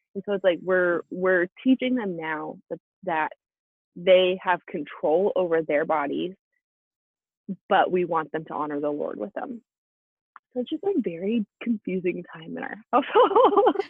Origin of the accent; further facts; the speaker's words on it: Alaska, United States; we're from Alaska. We're from a really small town in Alaska, and that's kind of the cultural norm there.